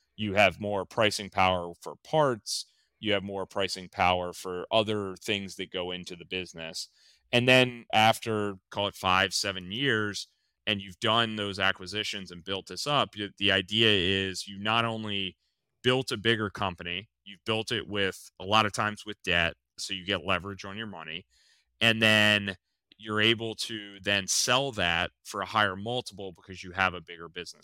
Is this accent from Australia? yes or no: no; outside of Baltimore, Maryland, United States; moved away as an adult; also born or lived in western Pennsylvania; I grew up outside of Baltimore, I grew up in the country, kinda northwest of Baltimore.